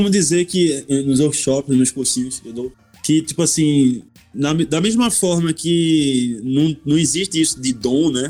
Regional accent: Northeast Region, Brazil; eu saí do Nordeste a primeira vez em 2012.

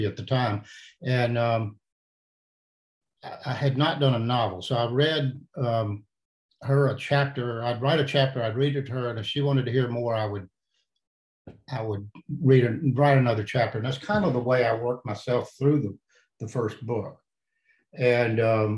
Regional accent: Huntsville, Alabama, United States; I grew up in Huntsville. I grew up in North Alabama

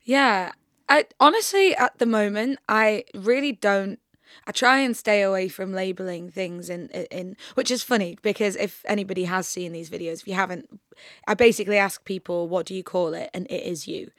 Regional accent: York, Yorkshire and the Humber, United Kingdom; moved away as an adult; now in London, United Kingdom; I'm originally from York

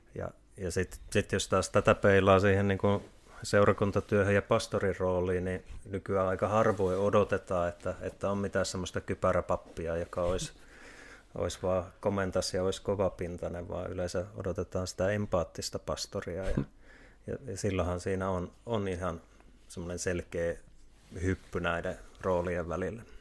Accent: Kuopio, North Savo, Finland; moved away; also born or lived in Tampere; mä oon Kuopiosta lähtöisin

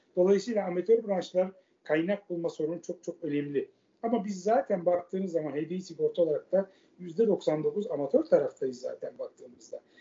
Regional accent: Istanbul, Turkey; also born or lived in Göztepe, Kadıköy, Istanbul; Ben Fatih doğumluyum. Anne tarafım çünkü İstanbul Fatihlidir. E, Fatih'te doğdum. 12 yaşına kadar oradaydım.

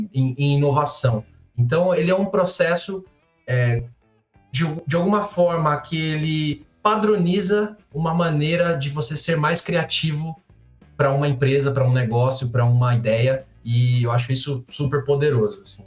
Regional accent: São Paulo, Brazil; Eu sou de São Paulo, é, tenho 29 anos

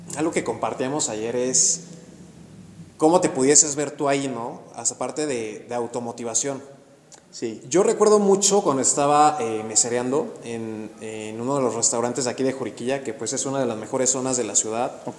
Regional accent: Actopan, Hidalgo, Mexico; moved away as an adult; now in Querétaro, Mexico; yo soy de Hidalgo, soy de Actopan Hidalgo y yo llego a Querétaro a los 18 años a estudiar la universidad

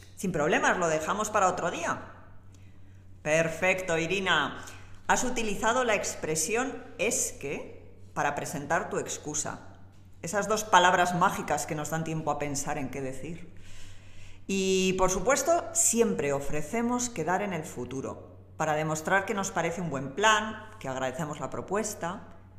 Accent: Spain; como buena española

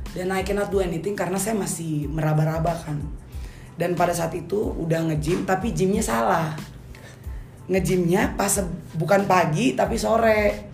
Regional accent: Ambon, Maluku, Indonesia; gua Ambon

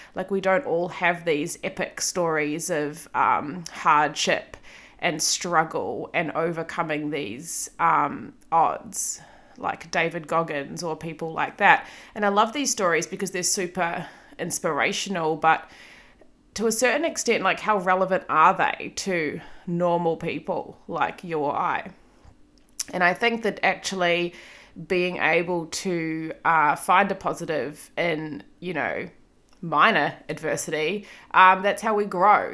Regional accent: Auckland, New Zealand; moved away as an adult; now in Melbourne, Australia; I have lived in Melbourne for almost eight years. I'm from Auckland, New Zealand.

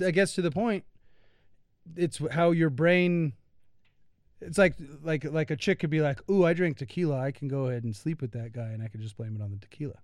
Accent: United States; being an American

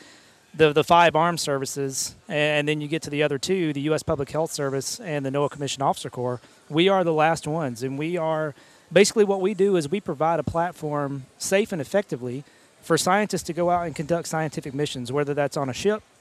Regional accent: South Alabama, United States; also born or lived in Jacksonville, Alabama; I grew up in South Alabama

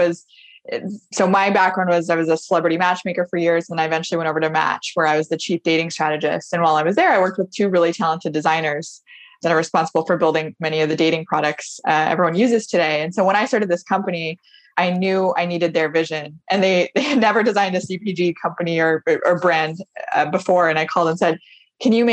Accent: Portland, United States; I'm from Portland

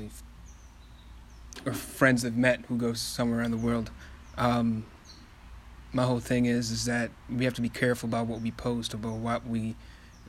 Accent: Kenya; now in United States; I'm from Africa. I'm from Kenya

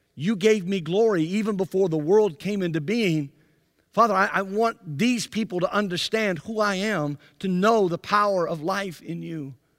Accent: Byram, Mississippi, United States; moved away; also born or lived in Anderson; I grew up in Jackson, Mississippi, actually in a little town called Byram, just to the south of Jackson

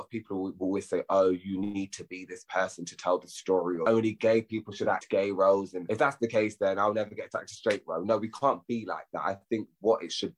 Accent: London, United Kingdom; I grew up in Hornsey. I grew up in North London

